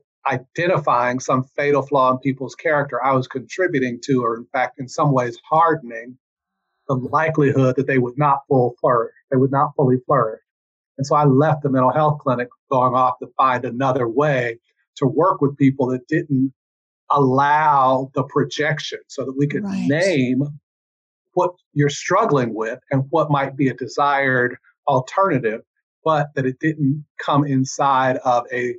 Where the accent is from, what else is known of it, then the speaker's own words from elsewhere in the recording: Cincinnati, Ohio, United States; I grew up in Cincinnati and would go to South Georgia, where my parents were both from, every summer